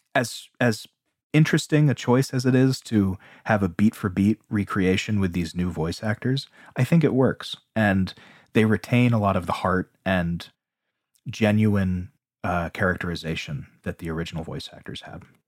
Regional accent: United States; growing up in America

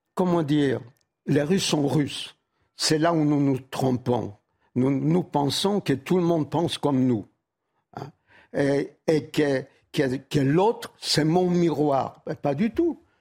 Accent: Warsaw, Masovian Voivodeship, Poland; moved away; Varsovie, ma ville natale

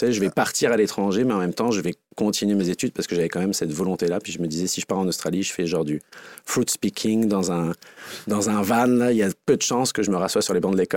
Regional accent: Quebec, Canada; Je viens du Saguenay-Lac-Saint-Jean.

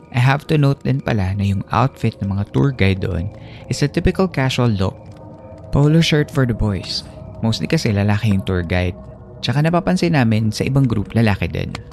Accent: Philippines; also born or lived in Oakland/Hayward area, California; now in Oakland area, United States; Bilang Filipino na nakatira sa ibang lugar

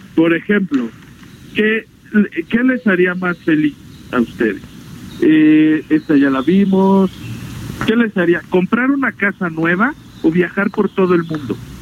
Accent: Mexico

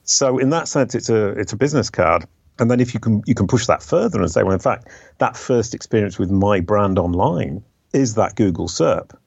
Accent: England, United Kingdom; moved away as an adult; now in France; I left the UK 30 years ago. I'm an English by birth, um, French by adoption

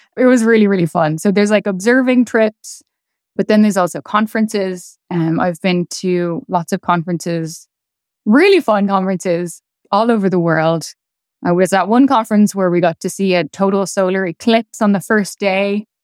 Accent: Dublin, Leinster, Ireland; moved away as an adult; also born or lived in Edinburgh; now in New York City, United States; I grew up in Dublin

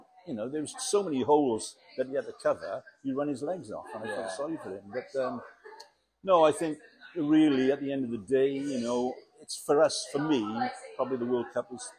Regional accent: Wales, United Kingdom; I am very, very proud.

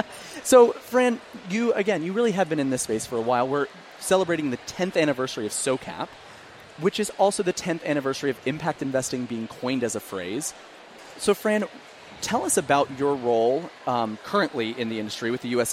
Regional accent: Emporia, Kansas, United States; now in Philadelphia, United States; my hometown of Emporia, Kansas

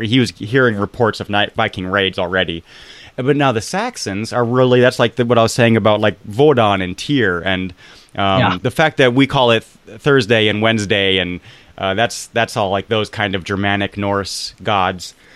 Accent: United States; As an American

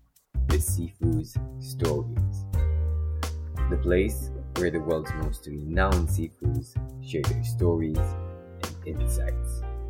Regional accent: Romania; my home country, Romania

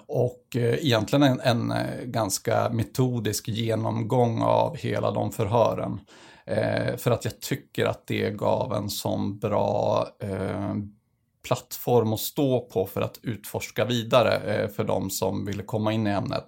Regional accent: northern Sweden, Sweden; kommer från norra Sverige

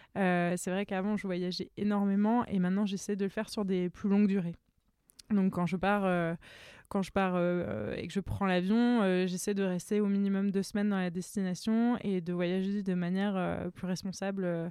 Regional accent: France; I'm a French photographer

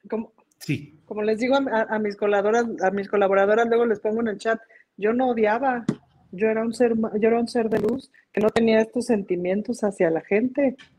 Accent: Mexico; como mexicanos

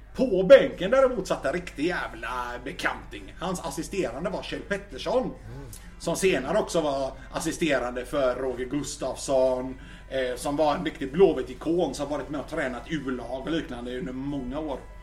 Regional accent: Gothenburg, Västra Götaland, Sweden; jag är från Backa

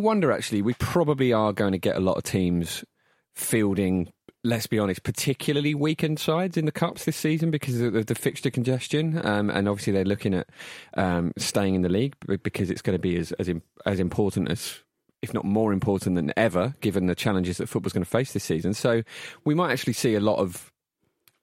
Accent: Barking, London, United Kingdom; born in Barking Hospital

